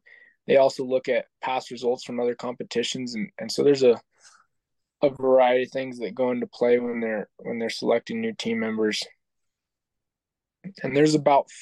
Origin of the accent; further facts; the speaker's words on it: Albuquerque, New Mexico, United States; I was born and raised in Albuquerque, New Mexico